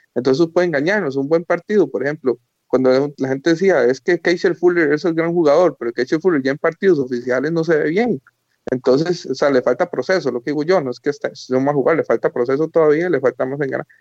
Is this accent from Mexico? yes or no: no; Costa Rica